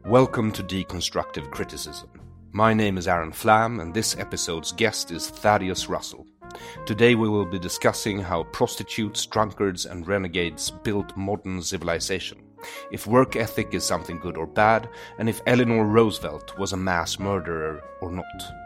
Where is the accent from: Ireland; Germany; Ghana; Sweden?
Sweden; I grew up in Sweden, which is a socialist utopia